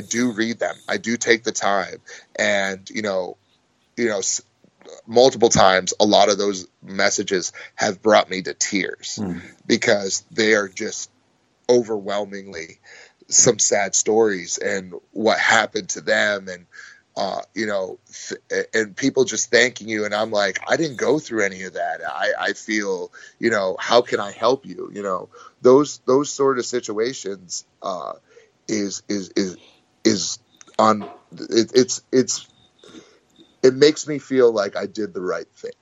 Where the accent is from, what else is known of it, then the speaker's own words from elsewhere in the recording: United States; I'm American